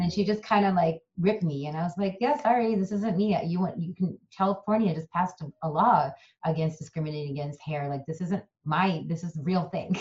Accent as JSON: {"language": "English", "region": "Kerala", "country": "India", "also_born_or_lived": "San Francisco, United States", "first_language": "Malayalam", "second_language": "English", "moved": "yes", "lives_now": "United States", "said": "in my native language of malayalam and i originate from kerala india so we're called malayalis"}